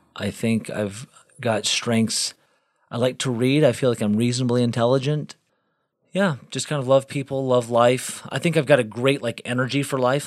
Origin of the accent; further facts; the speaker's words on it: Galveston, Texas, United States; also born or lived in South Bend, Indiana / North Carolina; I spent most of my life growing up in Galveston, Texas